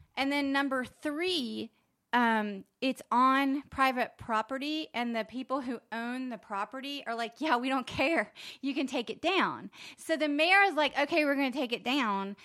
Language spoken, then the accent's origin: English; Charleston, South Carolina, United States; moved away; I grew up in Charleston.